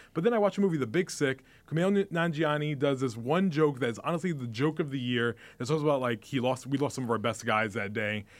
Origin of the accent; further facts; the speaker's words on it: New York City, New York, United States; moved away; also born or lived in New Jersey; I grew up in the Bronx